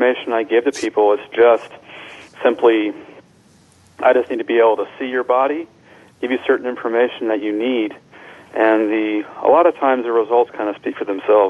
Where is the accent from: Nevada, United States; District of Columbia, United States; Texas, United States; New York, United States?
District of Columbia, United States; Washington; but I'm from Washington, D.C., for instance, and I've since moved